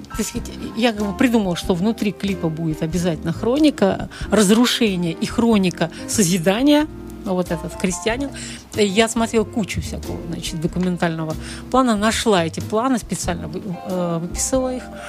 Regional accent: Volgograd, Volgograd Oblast, Russia; moved away as an adult; now in Saint Petersburg, Russia; я родилась в Сталинграде, кстати, в Сталинграде

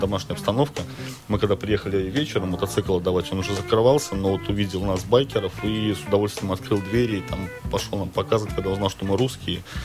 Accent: Russia; мы из России

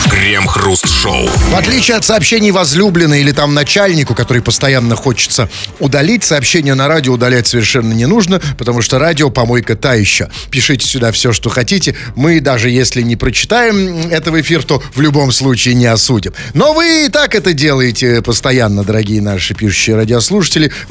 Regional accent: Saint Petersburg, Russia; Мы петербуржцы без ножа.

